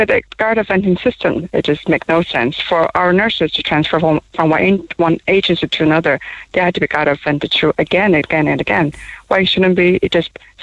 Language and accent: English; Taiwan; English is a second language; now in Cork, Ireland; We're from Taiwan. I'm from Taiwan